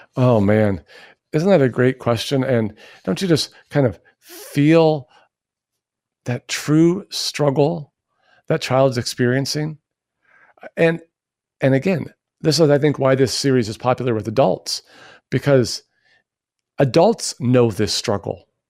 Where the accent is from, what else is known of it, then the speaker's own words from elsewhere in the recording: United States; we as American Christians